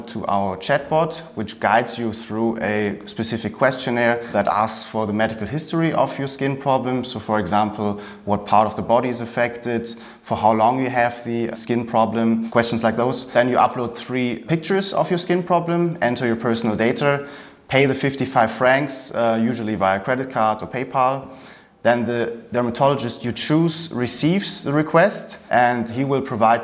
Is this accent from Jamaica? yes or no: no; Cologne area, North Rhine-Westphalia, Germany; moved away as an adult; also born or lived in England; now in St. Gallen, Switzerland; I grew up in Germany, in the area of Cologne, then lived in England for 2 years. Then I actually moved to Switzerland about 9 years ago